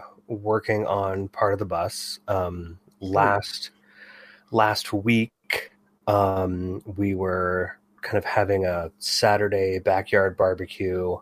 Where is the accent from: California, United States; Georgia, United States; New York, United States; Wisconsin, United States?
California, United States; Bay Area; growing up in the Bay Area in the 80s and 90s.